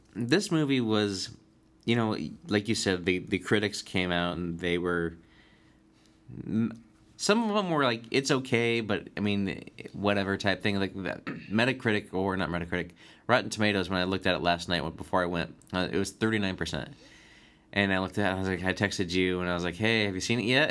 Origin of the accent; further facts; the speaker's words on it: United States; I'm an American